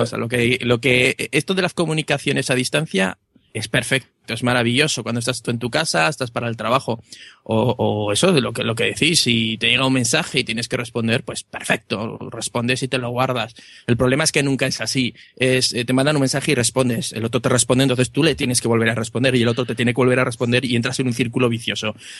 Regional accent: Aragon, Spain; un pueblo cerrado de, de Aragón

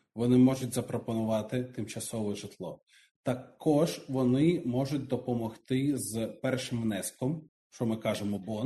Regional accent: Luhansk, Luhansk Oblast, Ukraine; moved away as an adult; now in Australia; Я з Луганську, і мій тато перебуває у Луганську досі.

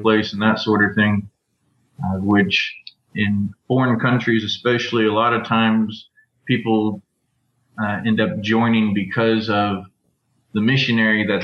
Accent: Arkansas, United States; I grew up in Arkansas, and there are not a very large Mormon population out here

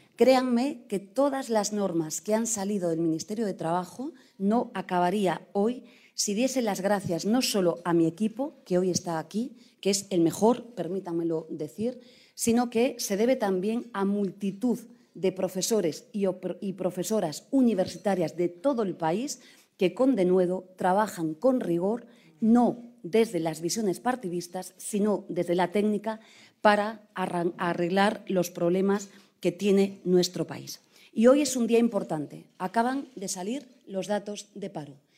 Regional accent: Galicia, Spain; Soy gallega

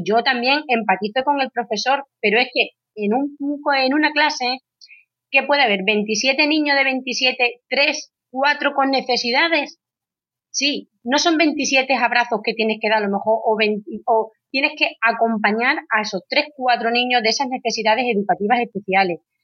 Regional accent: Badajoz, Extremadura, Spain; Yo soy de Badajoz, de Extremadura

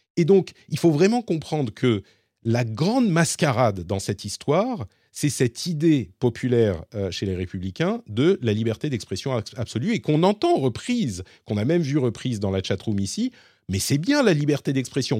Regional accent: France; chez nous en France et en Europe

